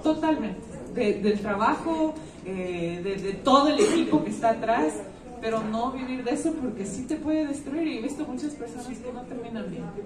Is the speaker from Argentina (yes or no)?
no; Ecuador; uno como ecuatoriano